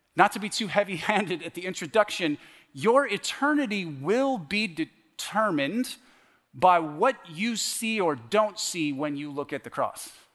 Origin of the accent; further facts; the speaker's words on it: The Woodlands, Texas, United States; moved away as an adult; also born or lived in Canada / California / Washington State / Oregon; I was raised in the woodlands, Woodlands High School.